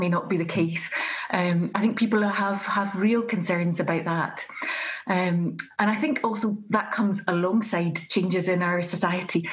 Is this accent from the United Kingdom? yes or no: yes; Glasgow, Scotland, United Kingdom; I'm from Glasgow, from the west of Scotland.